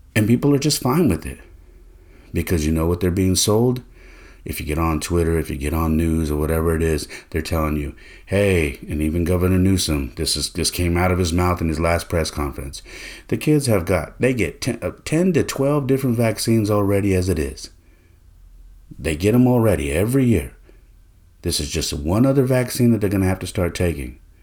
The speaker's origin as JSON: {"language": "English", "area": "Bay Area", "region": "Northern California", "country": "United States", "said": "I'm from California, uh, more specifically Northern California in the Bay Area"}